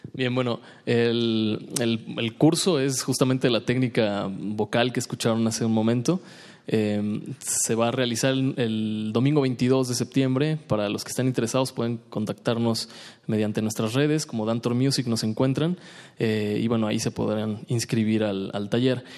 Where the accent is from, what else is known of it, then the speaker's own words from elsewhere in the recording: Brazil; Spanish is a second language; Yo soy de Brasil y soy bajista